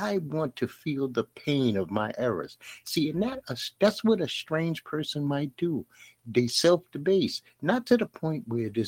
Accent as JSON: {"language": "English", "town": "New York City", "region": "New York", "country": "United States", "tie": "born or raised there", "said": "I grew up in Bed-Stuy, Brooklyn"}